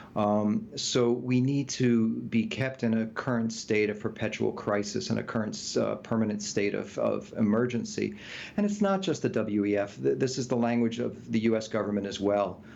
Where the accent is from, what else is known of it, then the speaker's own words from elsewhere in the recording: United States; we were raised in the United States